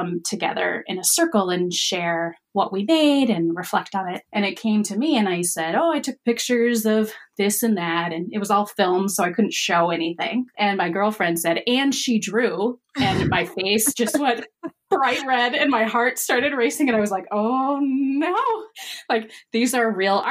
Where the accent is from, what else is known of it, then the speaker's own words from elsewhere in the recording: Wisconsin, United States; I'm from Wisconsin